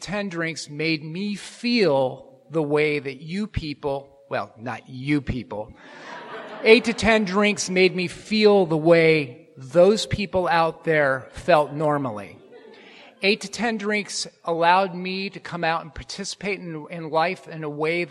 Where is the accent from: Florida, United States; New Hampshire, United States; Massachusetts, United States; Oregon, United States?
Oregon, United States; Portland; moved away as an adult; now in Los Angeles, United States; I grew up in Portland